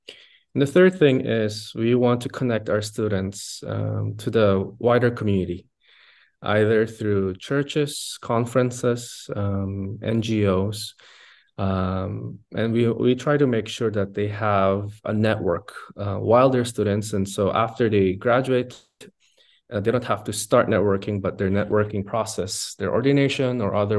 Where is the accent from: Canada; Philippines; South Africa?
Philippines; Also, I grew up in the Philippines because my parents are missionaries to the Philippines, actually 38 years and counting.